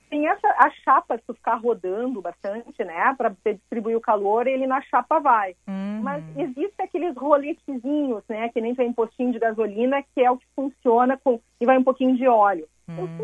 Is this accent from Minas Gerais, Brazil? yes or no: no; Montenegro, Rio Grande do Sul, Brazil; eu vinha de Montenegro